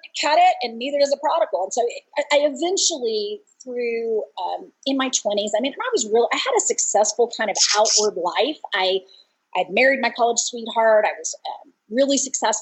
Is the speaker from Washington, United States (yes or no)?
no; Dallas-Fort Worth area, Texas, United States; I grew up in the Dallas-Fort Worth area, a good Baptist girl